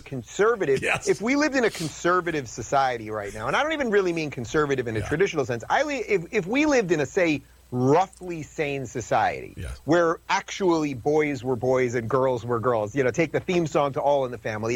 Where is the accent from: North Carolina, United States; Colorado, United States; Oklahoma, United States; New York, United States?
New York, United States; I'm from New York